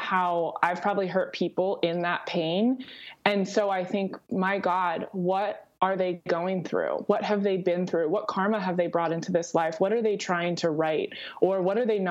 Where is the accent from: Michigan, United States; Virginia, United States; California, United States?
California, United States; Southern; I grew up in Southern California